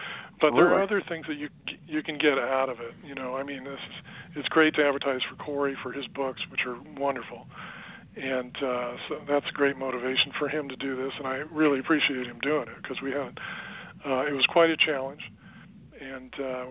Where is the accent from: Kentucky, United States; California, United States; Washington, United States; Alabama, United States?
California, United States; Los Angeles; I grew up in Los Angeles, in and around the entertainment industry